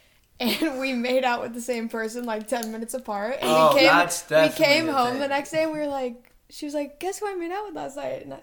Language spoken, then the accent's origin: English; San Rafael, California, United States; I'm from San Rafael in the Bay Area